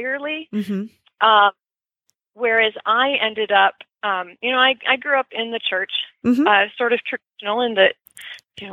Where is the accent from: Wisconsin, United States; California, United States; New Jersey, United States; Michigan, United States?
Michigan, United States; the Thumb of; moved away as an adult; also born or lived in Detroit suburbs, Michigan; now in Bellevue, Washington, United States; I grew up in the thumb of Michigan, kind of out in farm country.